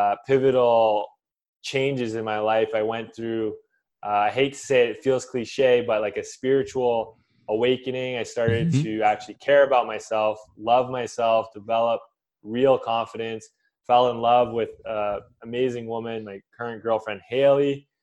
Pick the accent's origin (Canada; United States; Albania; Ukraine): Canada; But I came from Canada and a very scientific background.